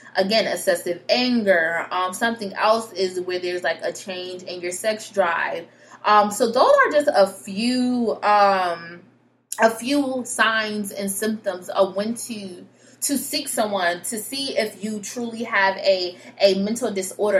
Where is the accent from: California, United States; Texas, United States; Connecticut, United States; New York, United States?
Connecticut, United States; I'm from Connecticut, but yep, I'm from Connecticut.